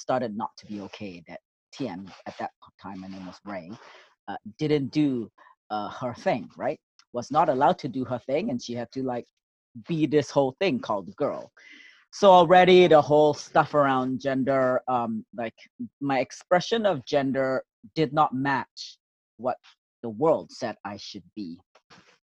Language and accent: English; Singapore; now in Canada; I was born in Singapore in 1968, June 25th.